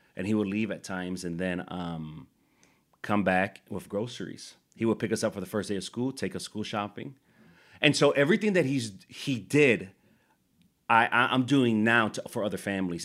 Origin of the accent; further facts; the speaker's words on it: Chicago, Illinois, United States; growing up in Chicago, super poor